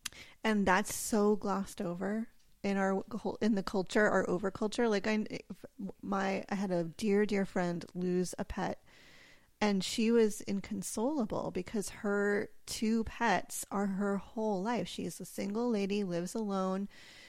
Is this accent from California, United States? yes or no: yes; California, United States; Yeah, I grew up in California.